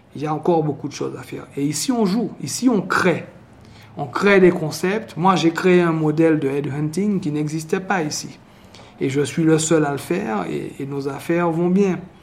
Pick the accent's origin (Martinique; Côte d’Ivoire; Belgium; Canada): Martinique; accent: Martinique; now in Mexico; je n'ai toujours pas perdu mon accent de la Martinique